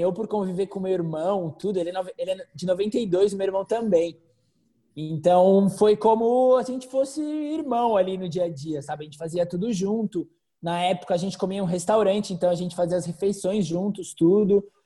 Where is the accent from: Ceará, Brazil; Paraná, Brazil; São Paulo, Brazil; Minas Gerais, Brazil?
São Paulo, Brazil; moved away; also born or lived in Croatia / Spain; sou de São Paulo